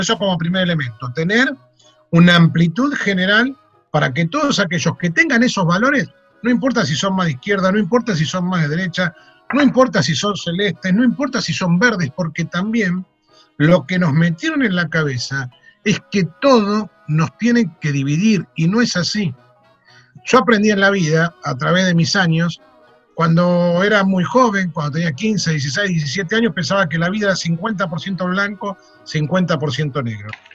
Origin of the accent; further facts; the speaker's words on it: Buenos Aires, Argentina; dicen que somos los porteños